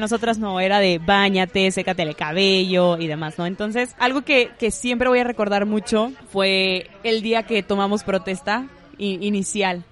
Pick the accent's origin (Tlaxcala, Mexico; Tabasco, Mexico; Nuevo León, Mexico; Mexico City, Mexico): Nuevo León, Mexico; Monterrey; also born or lived in Isthmus of Tehuantepec, Oaxaca; yo nací aquí en Monterrey, estuve, viví aquí la mayor parte de mi infancia